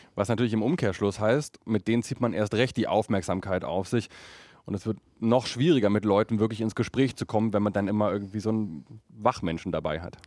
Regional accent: Berlin, Germany; als Berliner

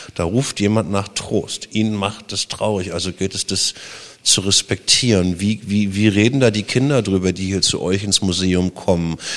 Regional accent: Germany; also born or lived in Berlin; bin ja DDR-Kind

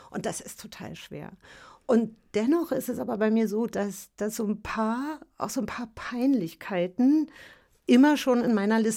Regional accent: East Germany, Germany; Äh, ich komme ja aus der DDR und äh, wir haben, glaube ich, jeden Sommer an der Ostsee verbracht.

